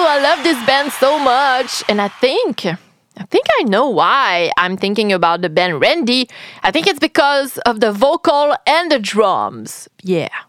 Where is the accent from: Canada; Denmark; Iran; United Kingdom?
Canada; Quebec; I'm French Canadian. I'm Quebecoise, to be more precise